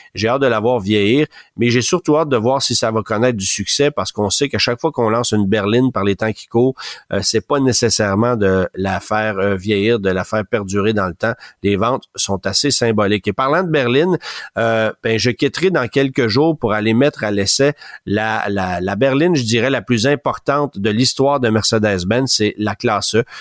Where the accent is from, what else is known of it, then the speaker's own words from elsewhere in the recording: Canada; chez nous, au Canada